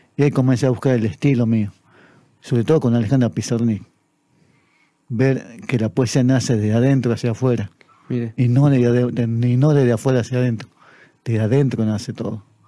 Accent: Tartagal, Salta, Argentina; es mi tierra

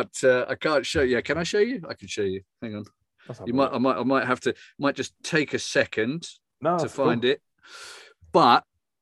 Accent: England, United Kingdom; now in Germany; I'm English born and bred, and you can take the boy out of England, but you can't take the England out of the boy.

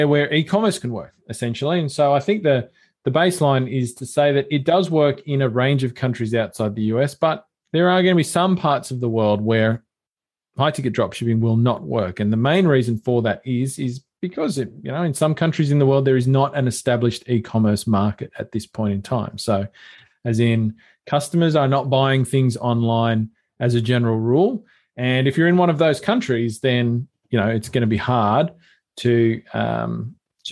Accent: Australia; I'm Australian

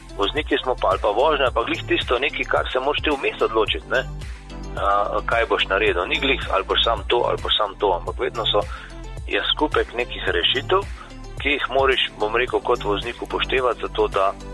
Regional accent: Slovenia; smo Slovenci

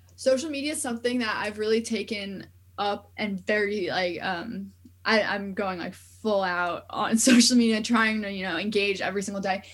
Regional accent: New York area, United States; I'm from New York area

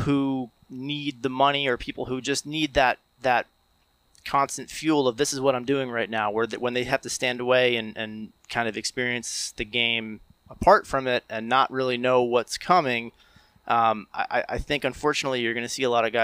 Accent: Morris County, New Jersey, United States; growing up in Morris County

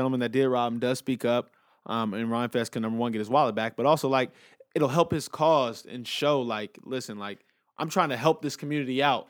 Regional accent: Inglewood, California, United States; Like, L.A. is my hometown. I love L.A. I would never trade it for anything. But I'm very aware of the street crime element to it, you know, being from Inglewood

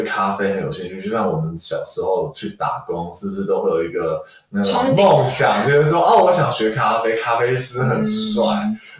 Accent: Taiwan; also born or lived in Australia; 因为其实我从小也是在台湾长大，

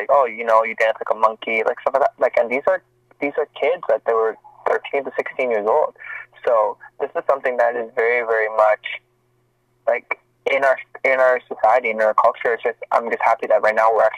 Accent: Montreal, Quebec, Canada; moved away as an adult; now in Toronto, Canada; I'm born and raised in Montreal, Quebec

